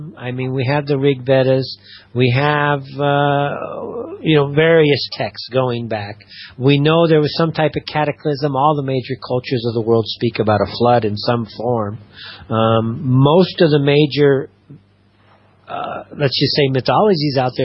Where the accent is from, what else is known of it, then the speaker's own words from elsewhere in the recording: Los Angeles, California, United States; moved away as an adult; now in Amman, Jordan; weather-wise kind of like Los Angeles, so it kind of feels like home, which is where I'm from.